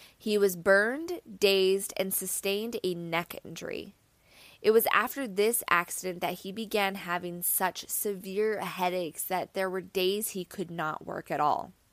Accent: Salem, Oregon, United States; I am actually from Salem, Oregon, and I used to work at a restaurant called the Original Pancake House.

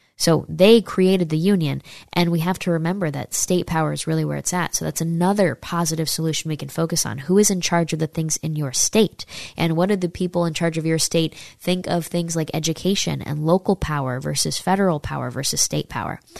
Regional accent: Saratoga Springs, New York, United States; moved away; near my hometown in upstate New York. I'm from uh, Saratoga

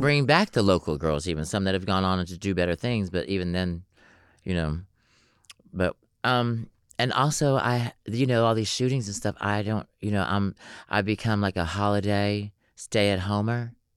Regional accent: Atlanta, Georgia, United States; I'm from Atlanta, Georgia

